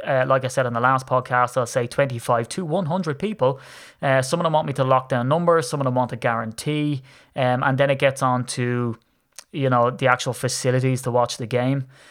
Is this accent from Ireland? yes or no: yes; Ireland; accent: Irish; you can tell that I'm Irish. So, I'm in Ireland